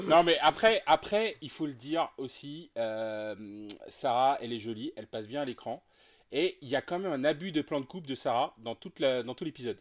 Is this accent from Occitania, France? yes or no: no; Nantes, Pays de la Loire, France; je suis de Nantes.